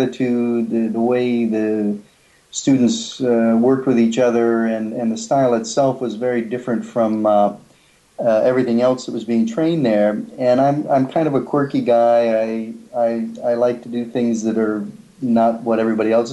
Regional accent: Atlanta, Georgia, United States; moved away as an adult; also born or lived in Singapore / Taiwan / Hong Kong; I hail from Atlanta, Georgia originally, but the past 32 years I've been living in Asia

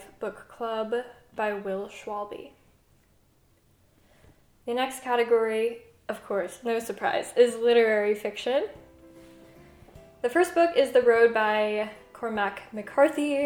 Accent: Southwest, United States; growing up in the Southwest

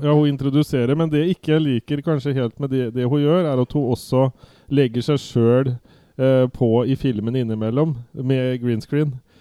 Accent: Viken, Norway; accent: Viken dialect; min Viken-dialekt

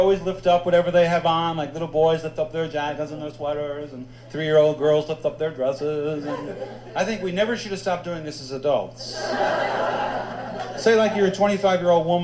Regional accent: New York, United States; I come from New York

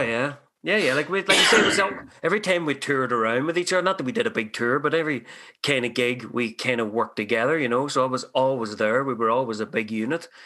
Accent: Ireland; now in Canada; I'm an immigrant from Ireland

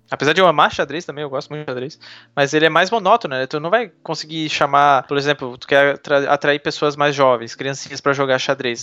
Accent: Florianópolis, Santa Catarina, Brazil; eu sou de Florianópolis e ainda estou morando em Floripa

